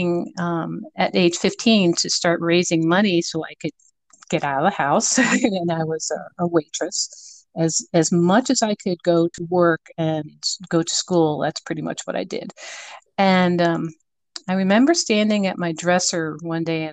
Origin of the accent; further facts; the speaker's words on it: Boca Raton, Florida, United States; also born or lived in Connecticut; I'm originally from Connecticut, believe it or not, and my parents relocated, dragging three children with them, all under the age of 8, to Boca Raton. So I grew up in Boca Raton, Florida